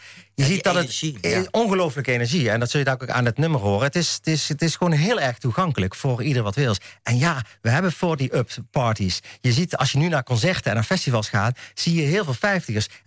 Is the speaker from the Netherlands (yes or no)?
yes; Eindhoven, North Brabant, Netherlands; ik kom uit Eindhoven